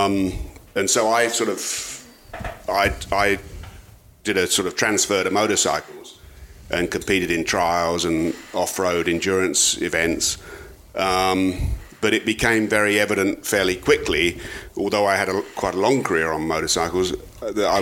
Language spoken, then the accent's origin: English; South of England, United Kingdom; moved away; South of England